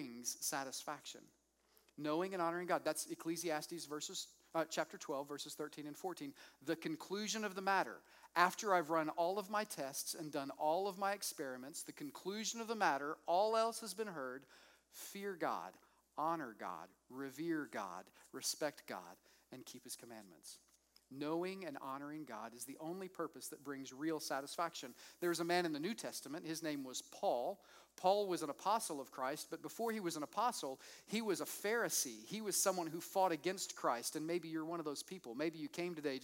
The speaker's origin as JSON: {"language": "English", "town": "Moore", "region": "Oklahoma", "country": "United States", "tie": "born or raised there", "said": "I grew up with in Moore, Oklahoma"}